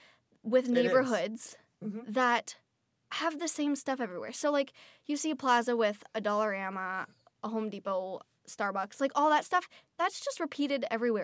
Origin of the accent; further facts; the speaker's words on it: London, Ontario, Canada; moved away as an adult; now in Oakville, Canada; I'm from London, Ontario. Not the worst place to be, but I mean, it's not the place to be.